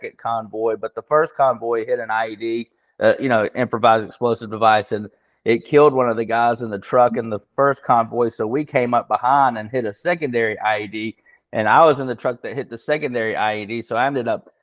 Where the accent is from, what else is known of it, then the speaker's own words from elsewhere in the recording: Birmingham, Alabama, United States; also born or lived in Montgomery, Alabama / Nashville, Tennessee; I am from Alabama, born in Montgomery, Alabama. And then we moved to Birmingham shortly after me and my brother were born. So been in Birmingham most